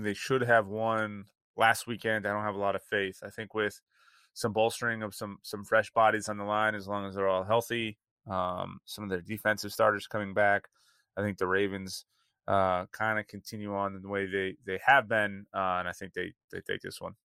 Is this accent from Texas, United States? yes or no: no; California, United States; I'm from California